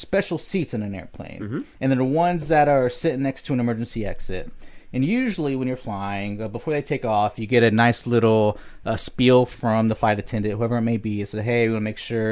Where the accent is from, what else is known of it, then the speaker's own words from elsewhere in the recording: North Carolina, United States; I was raised there. Did a lot of growing up in North Carolina throughout the years